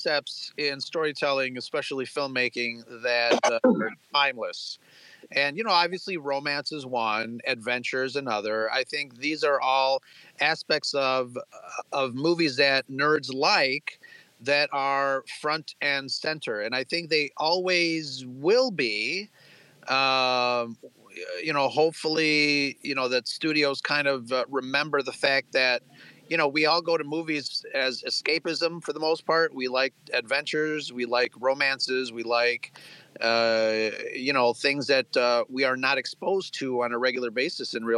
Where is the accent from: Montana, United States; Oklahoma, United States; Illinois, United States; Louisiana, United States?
Illinois, United States; Chicago; I'm Latino, I'm Mexican. I grew up in Chicago